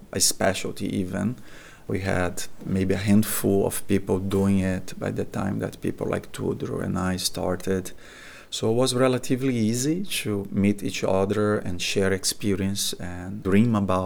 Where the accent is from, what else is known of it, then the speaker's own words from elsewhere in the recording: Brazil; moved away as an adult; also born or lived in Boston, United States / Atlanta, United States; now in United States; I'm originally from Brazil. That's where I attend medical school. Moved to US in 1998